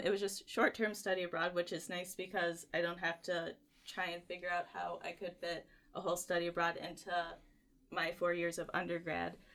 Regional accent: Richland, Michigan, United States; I'm actually from Richland, Michigan, which is about a twenty-minute drive from campus.

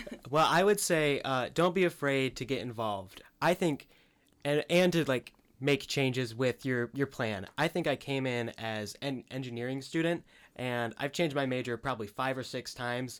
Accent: Parchment, Michigan, United States; I grew up in Parchment

